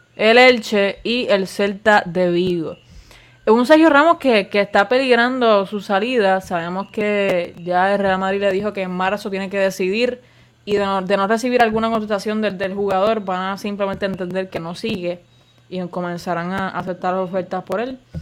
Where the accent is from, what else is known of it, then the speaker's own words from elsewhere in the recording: Puerto Rico; somos de Puerto Rico